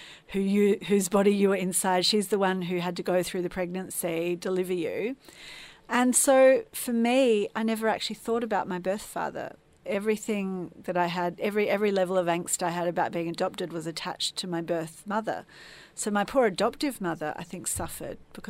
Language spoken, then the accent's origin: English; Adelaide, South Australia, Australia; moved away as an adult; now in Melbourne, Australia; I've been living in Melbourne for about 25 years, but I actually was born and raised in Adelaide